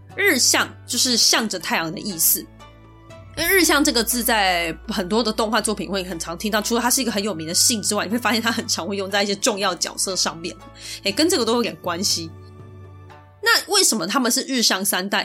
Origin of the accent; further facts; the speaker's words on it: Taiwan; 我们生在台湾，就是生在这个华人社会